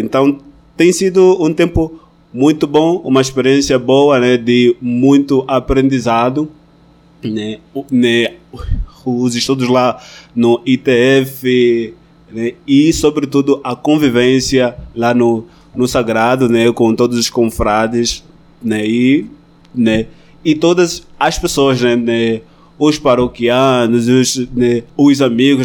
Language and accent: Portuguese; Malanje, Angola; moved away as an adult; also born or lived in Rodeio, Santa Catarina, Brazil; now in Petrópolis, Brazil; sou angolano é, e nasci na província de Malange.